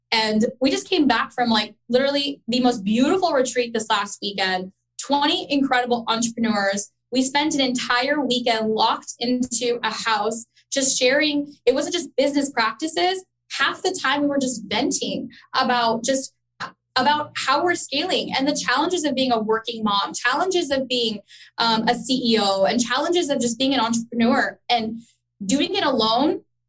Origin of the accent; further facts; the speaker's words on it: Dallas, Texas, United States; also born or lived in Chicago, United States / Karachi, Pakistan / Orlando, United States; I was born in Chicago. Sal was raised in, he was born in Dallas, and we grew up in Dallas, but we lived in Karachi.